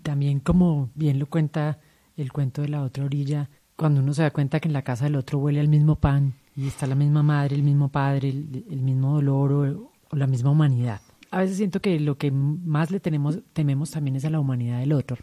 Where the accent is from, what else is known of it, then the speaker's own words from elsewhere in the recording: Colombia; como colombianos